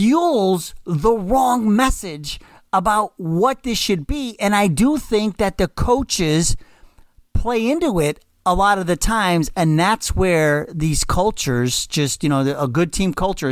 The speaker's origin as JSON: {"language": "English", "town": "Cleveland", "region": "Ohio", "country": "United States", "tie": "born or raised there", "said": "I grew up in Slavic Village in Cleveland"}